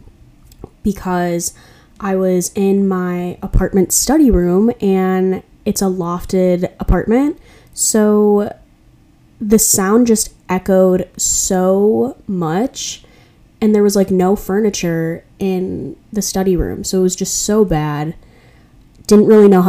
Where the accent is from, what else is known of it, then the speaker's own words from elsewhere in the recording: Chicago, Illinois, United States; moved away as an adult; now in Milwaukee, United States; I go to Marquette University in Milwaukee, Wisconsin, but I'm originally from Chicago.